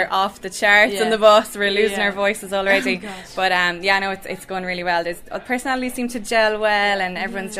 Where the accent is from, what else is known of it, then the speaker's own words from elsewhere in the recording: Carrigtwohill, East Cork, Munster, Ireland; now in Abu Dhabi, United Arab Emirates; I'm the Abu Dhabi Rose this year, and I'm from Carrick Tool in East Cork.